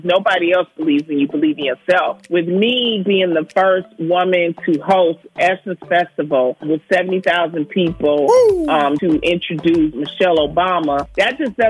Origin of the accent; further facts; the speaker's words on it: Compton, California, United States; I grew up in Compton. I'm a product of the Compton school system.